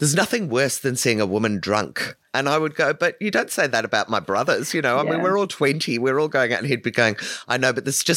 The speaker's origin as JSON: {"language": "English", "region": "England", "country": "United Kingdom", "tie": "born or raised there", "said": "I grew up in England"}